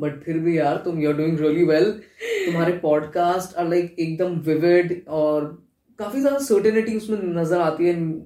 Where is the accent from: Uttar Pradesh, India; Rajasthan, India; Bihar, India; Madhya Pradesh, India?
Rajasthan, India; Jaipur; moved away as an adult; also born or lived in Mumbai; मैं यहाँ आ गया कि मेरा होम टाउन है